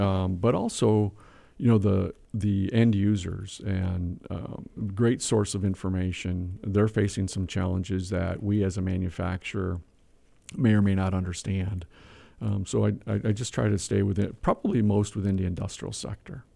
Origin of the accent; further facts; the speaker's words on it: Whitehall, Wisconsin, United States; I was born in Whitehall, Wisconsin, population fourteen sixty-one.